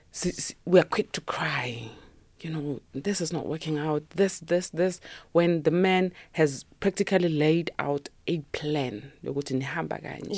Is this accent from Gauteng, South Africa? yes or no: yes; Sharpeville, Gauteng, South Africa; I was born and raised in Sharpeville